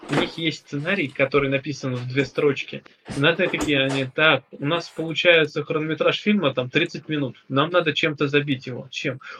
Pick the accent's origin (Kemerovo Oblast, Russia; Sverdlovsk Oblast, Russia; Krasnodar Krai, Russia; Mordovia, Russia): Mordovia, Russia; Я чего? Я, я нифига, я Мордва.